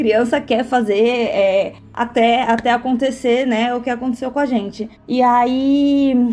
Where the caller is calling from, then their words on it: Santos, São Paulo, Brazil; sou aqui da cidade de Santos, né?